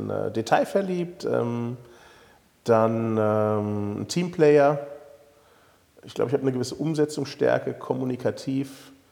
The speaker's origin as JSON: {"language": "German", "town": "Königstein", "country": "Germany", "tie": "born there", "said": "Und ich bin hier in Königstein geboren und habe so ein bisschen Lokalpatriotismus im Blut."}